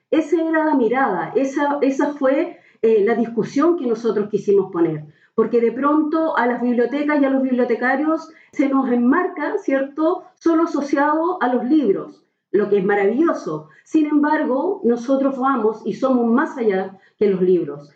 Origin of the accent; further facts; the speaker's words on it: Valparaíso, Chile; moved away as an adult; now in Santiago, Chile; soy porteña y guanderina de corazón, aunque trabajo en Santiago